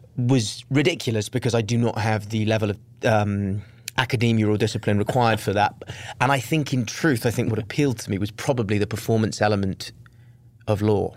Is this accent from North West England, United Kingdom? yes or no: no; Wales, United Kingdom; moved away as an adult; also born or lived in London; I was raised in Wales until I was nineteen when I moved to London to go to drama school